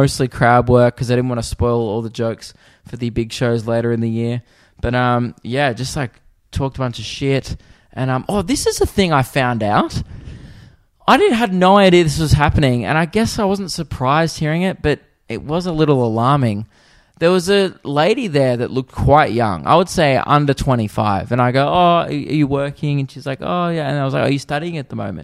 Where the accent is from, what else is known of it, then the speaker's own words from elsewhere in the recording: Australia; being an Australian in America